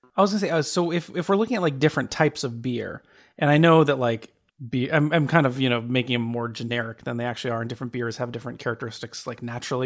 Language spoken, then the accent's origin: English; Phoenix, Arizona, United States; I'm from Phoenix, which is dry as hell